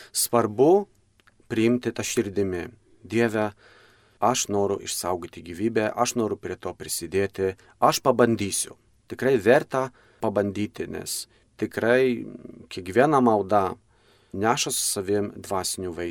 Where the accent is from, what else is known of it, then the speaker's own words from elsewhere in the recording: Poland; now in Lithuania; aš pats esu kilęs iš, iš Lenkijos